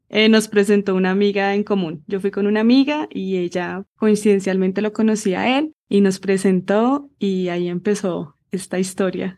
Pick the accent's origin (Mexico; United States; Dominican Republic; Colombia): Colombia; Bogotá; accent: Rola; moved away as an adult; also born or lived in England; Nací en la ciudad de Bogotá, crecí acá, estudié acá